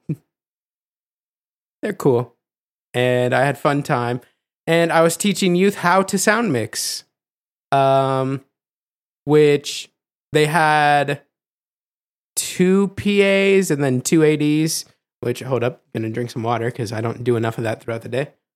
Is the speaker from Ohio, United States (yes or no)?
yes; Ohio, United States; I'm from Ohio